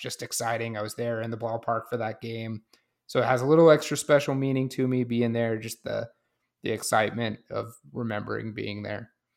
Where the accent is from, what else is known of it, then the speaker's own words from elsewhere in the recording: Las Vegas, Nevada, United States; also born or lived in Kansas; now in Idaho Falls, United States; watched Giants games more than anyone else growing up in Las Vegas.